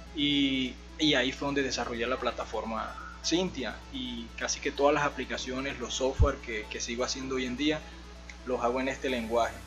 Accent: San Juan Nepomuceno, Bolívar, Colombia; now in Medellín, Colombia; soy de, la costa de acá de, Colombia, de un pueblo que se llama San Juan de Comuceno. yo me vine de allá en el 2009 para acá, para la ciudad de Medellín

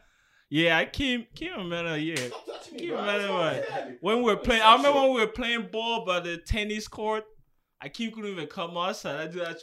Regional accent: Republic of the Congo; moved away; Nah, just Congo.

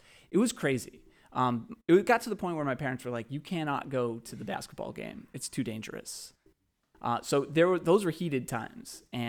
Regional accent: Brookline, Massachusetts, United States; I grew up in Brookline.

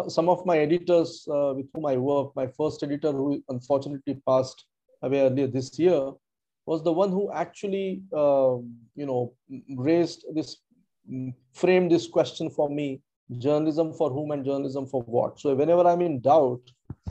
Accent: south Vidarbha, Maharashtra, India; also born or lived in Nagpur; I grew up in a small town in south of Vidarbha

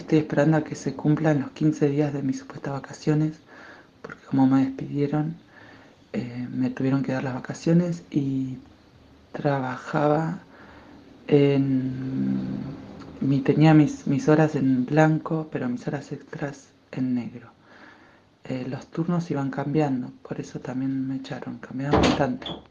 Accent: Buenos Aires Province, Argentina; now in Barcelona, Spain; soy una argentina de Gran Buenos Aires viviendo en Barcelona

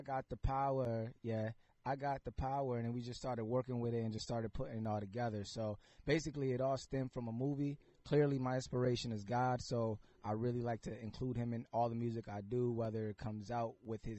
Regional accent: Bridgeport, Connecticut, United States; I'm from Bridgeport, Connecticut

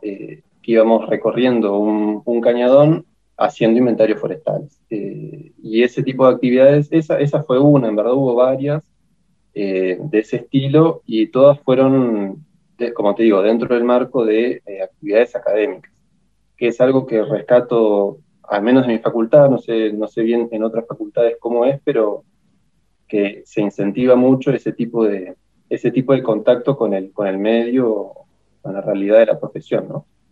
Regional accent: El Bolsón, Río Negro, Argentina; also born or lived in La Plata; yo soy nacido en el Bolsón, en la provincia de Río Negro. Eh, viví acá toda mi vida hasta que a los 17, 18 me fui para La Plata a estudiar.

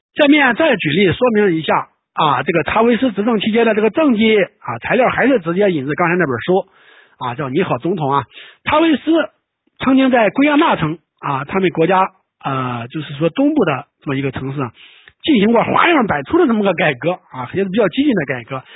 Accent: China; 我们中国人

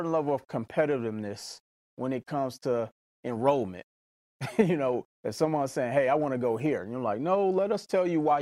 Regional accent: Mississippi, United States; growing up in Mississippi while I was in high school

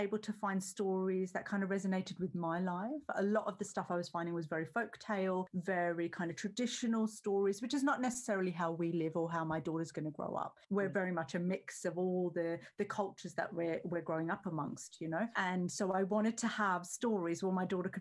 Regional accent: Australia; So basically, I grew up in Australia, which is under the glorious sun

